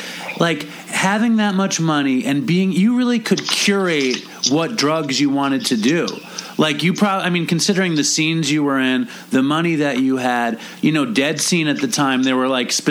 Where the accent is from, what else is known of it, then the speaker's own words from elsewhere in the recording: New York City, New York, United States; I grew up in Manhattan